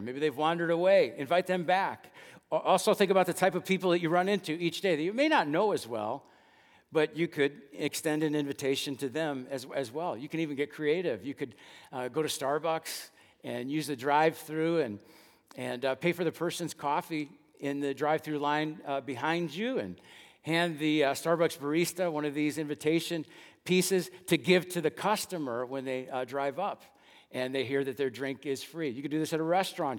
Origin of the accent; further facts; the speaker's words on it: Dallas, Texas, United States; the church where I grew up attending in West Dallas